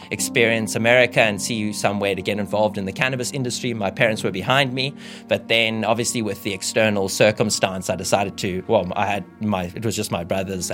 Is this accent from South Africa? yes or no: yes; South Africa; now I get to stay in my home country